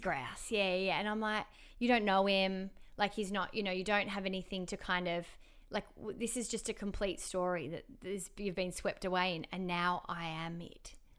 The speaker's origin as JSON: {"language": "English", "town": "Melbourne", "region": "Victoria", "country": "Australia", "moved": "yes", "lives_now": "Sydney, Australia", "said": "I'm from Melbourne"}